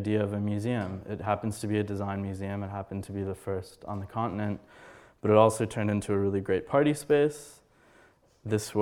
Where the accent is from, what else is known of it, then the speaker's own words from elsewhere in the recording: United States; I'm an American